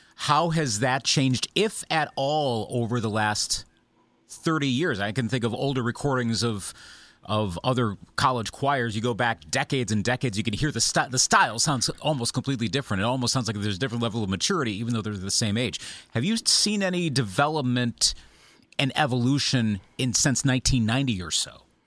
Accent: Eau Claire, Wisconsin, United States; my hometown of Eau Claire, Wisconsin

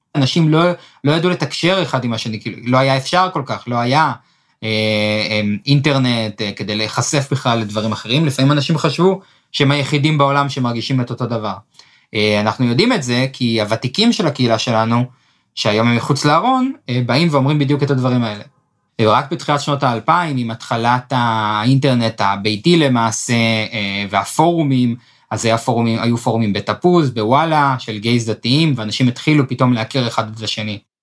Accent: Netanya, Central District, Israel; נולדתי בנתניה

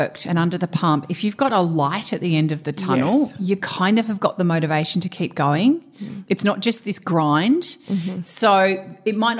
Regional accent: Perth, Western Australia, Australia; moved away; growing up in Perth

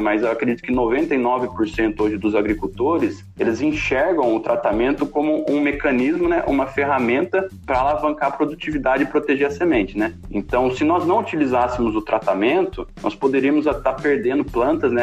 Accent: Holambra, São Paulo, Brazil; eu sou natural de São Paulo, de Olambra, a terra das flores

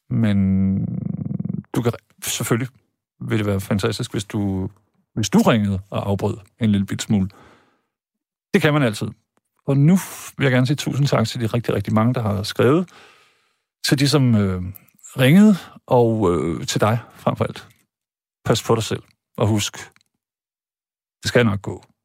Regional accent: Jutland, Denmark; now in Zealand, Denmark; jeg er jo jyde rigtigt, men så er jeg kommet herover og blevet affekteret og altså, taler sjællandsk

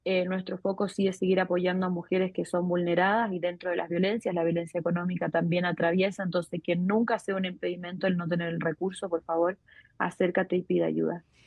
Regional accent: Chile; moved away as an adult; now in Mexico; Soy chilena y hace nueve años resido en México

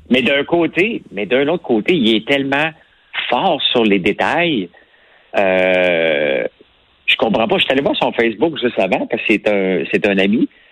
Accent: Outaouais, Quebec, Canada; accent: Québécois; also born or lived in Gatineau / Montreal; quand j'étais jeune, je suis parti de l'Outaouais pour aller à, Gatineau étudier

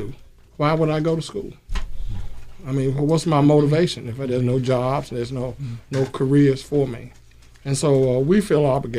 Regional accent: Winston-Salem, North Carolina, United States; When we grew up in Winston-Salem, our education was strong.

